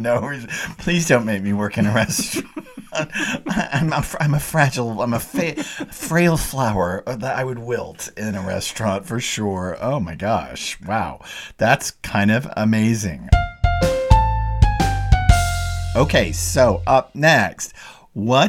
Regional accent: the South, United States; as a Southerner

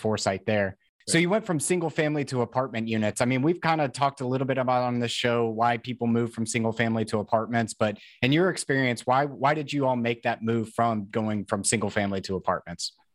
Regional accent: Tennessee, United States; I'm from Tennessee

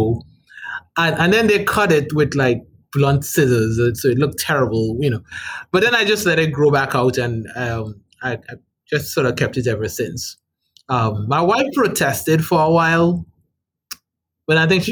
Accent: Trinidad & Tobago; now in Rhode Island, United States; I'm from the Republic of Trinidad and Tobago. That's where I'm from.

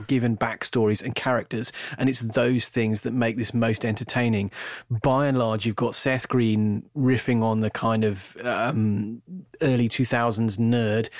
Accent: United Kingdom; I'm, I'm British

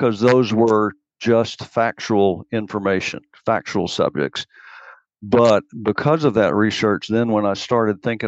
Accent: Knox County, East Tennessee, United States; I'm from East Tennessee

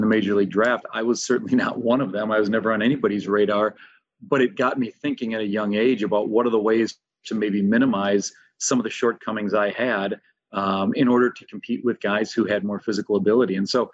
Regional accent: St. Paul, Minnesota, United States; I grew up in St. Paul, Minnesota. And so I'm pretty blessed to get to teach and coach in the city I grew up

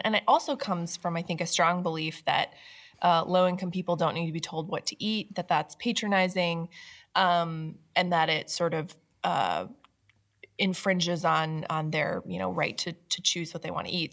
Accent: Washington, United States; moved away; my home state of Washington State

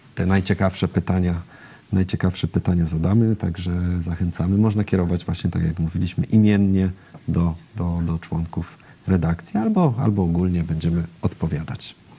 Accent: Silesian Voivodeship, Poland; wychowałem się na Śląsku

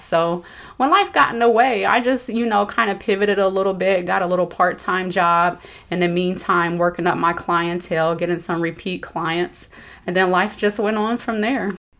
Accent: Dayton, Ohio, United States; moved away as an adult; I grew up in Dayton, Ohio.

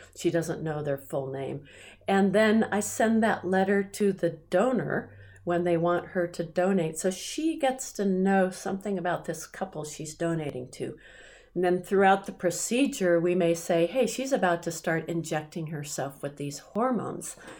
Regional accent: United States; I'm an American

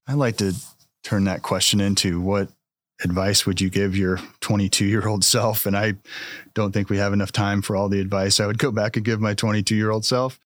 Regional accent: Marysville, Kansas, United States; moved away as an adult; also born or lived in Lawrence, Kansas; now in Manhattan, Kansas, United States; I'm originally from Marysville, so not too far from here

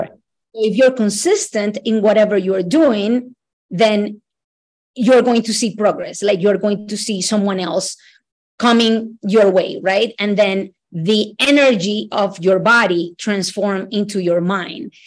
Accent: Ecuador; now in United States; I am originally from Ecuador.

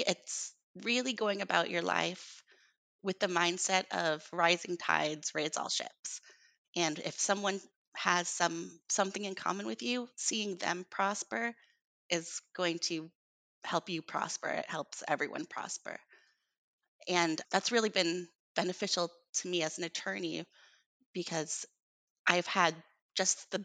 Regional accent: Iowa, United States; I grew up in Iowa

